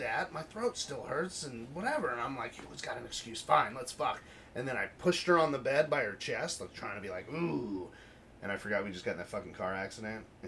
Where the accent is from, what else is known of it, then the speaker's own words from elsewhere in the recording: United States; as an American